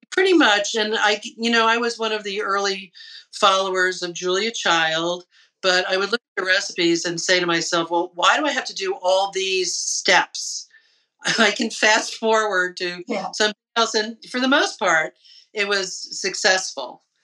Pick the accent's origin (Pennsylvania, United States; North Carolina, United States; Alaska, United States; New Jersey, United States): New Jersey, United States; Lyndhurst; I grew up in New Jersey, in Lyndhurst